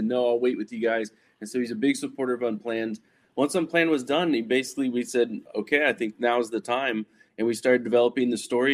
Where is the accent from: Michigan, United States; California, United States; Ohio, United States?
California, United States; Silicon Valley; I grew up in Silicon Valley.